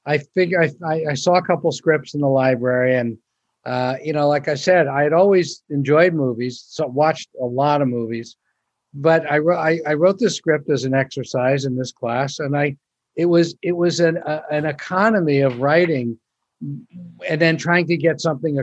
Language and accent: English; Pennsylvania, United States; moved away as an adult; also born or lived in New York; I grew up in Pennsylvania being a Dodger fan